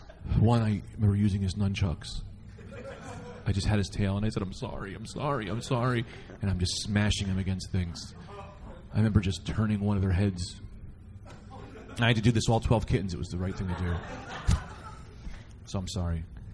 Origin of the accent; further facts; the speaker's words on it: Oklahoma, United States; Hey, Oklahoma.